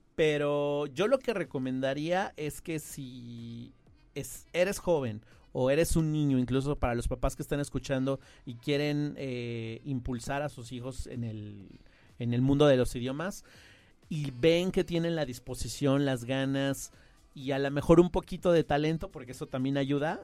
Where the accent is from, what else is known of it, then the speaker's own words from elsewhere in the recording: Mexico City, Mexico; accent: chilango; first language Spanish; tuve la oportunidad de estar en un sistema bilingüe desde chico en Ciudad de México. Yo soy originario de allá